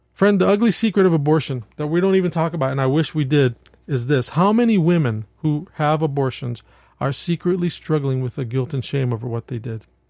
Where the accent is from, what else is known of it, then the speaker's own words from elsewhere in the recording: New York, United States; I'm from New York, and in New York State